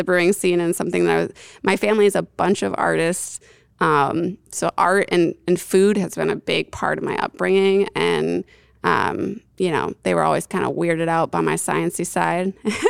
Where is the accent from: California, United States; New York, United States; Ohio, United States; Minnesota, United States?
New York, United States; I came from the Northeast. I grew up in upstate New York, so I had a lot of exposure to some like real great craft beer.